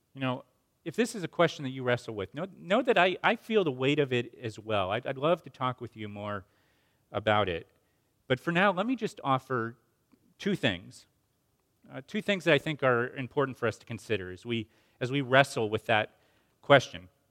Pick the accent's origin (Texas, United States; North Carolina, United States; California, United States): North Carolina, United States; Asheville; my hometown of Asheville, North Carolina